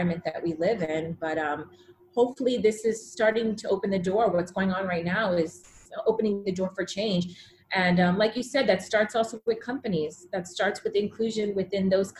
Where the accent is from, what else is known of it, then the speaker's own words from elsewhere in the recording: Fort Lauderdale, Florida, United States; I grew up in South Florida, Fort Lauderdale.